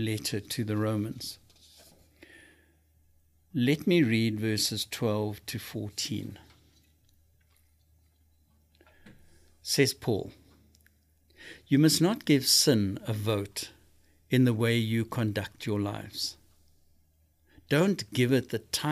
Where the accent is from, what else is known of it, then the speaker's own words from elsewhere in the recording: South Africa; now in United States; I come from South Africa.